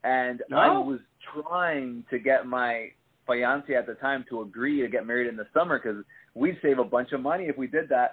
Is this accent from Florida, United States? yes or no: yes; Hialeah, Florida, United States; also born or lived in Miami Lakes, Florida; I grew up in Hialeah